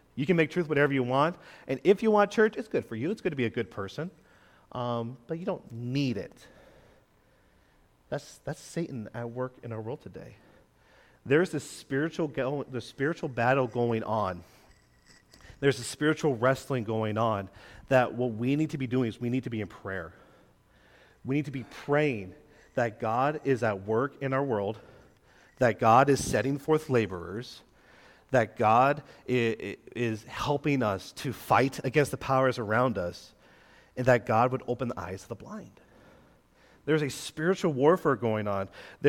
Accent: Quebec, Canada; I grew up in Quebec as a missionary kid

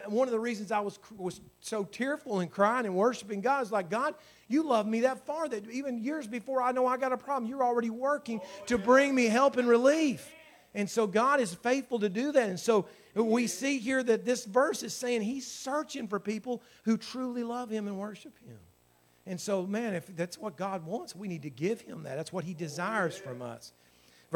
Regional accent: United States; I was born in America. I was born in a great state

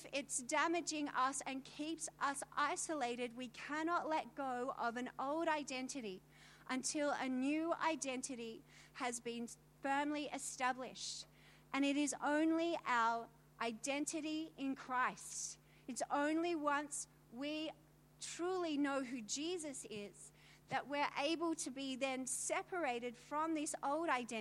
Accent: Australia; I'm from Australia

